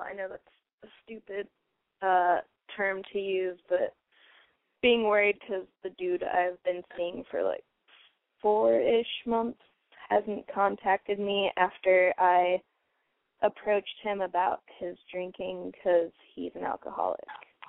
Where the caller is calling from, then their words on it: Cincinnati, Ohio, United States; …, 23, from Cincinnati.